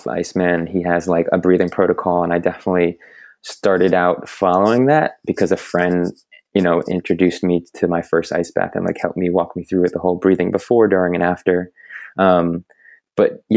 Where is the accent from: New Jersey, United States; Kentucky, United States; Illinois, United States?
New Jersey, United States; moved away as an adult; also born or lived in Boulder, Colorado; now in St. Petersburg, United States; I grew up in New Jersey